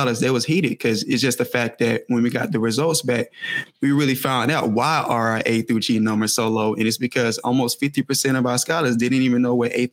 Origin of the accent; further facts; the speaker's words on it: Warner Robins, Georgia, United States; moved away as an adult; now in Oakland, United States; originally I'm from Warner Robins, Georgia